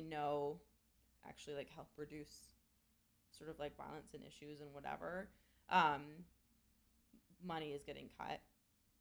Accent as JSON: {"language": "English", "country": "Canada", "said": "I'm Canadian"}